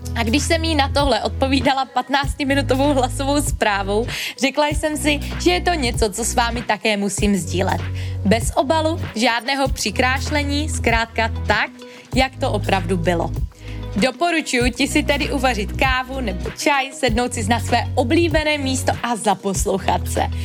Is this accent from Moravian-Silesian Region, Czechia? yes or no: yes; Český Těšín, Moravian-Silesian Region, Czechia; pocházím z malého města, z Českého Těšína